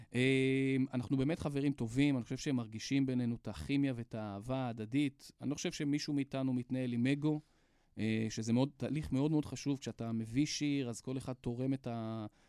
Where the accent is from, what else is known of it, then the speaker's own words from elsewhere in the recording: Hadera, Haifa District, Israel; אני מחדרה